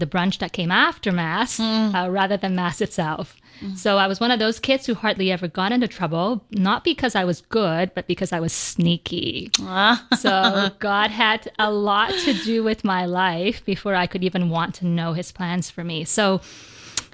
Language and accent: English; Vancouver, British Columbia, Canada; I grew up in Vancouver, British Columbia